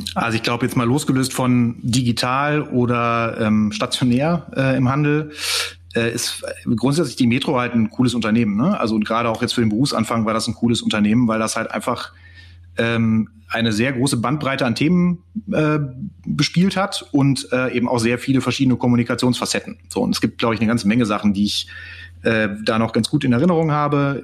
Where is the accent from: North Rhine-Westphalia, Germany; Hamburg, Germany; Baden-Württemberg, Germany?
North Rhine-Westphalia, Germany; Cologne; habe BWL in Köln studiert, bin auch Kölner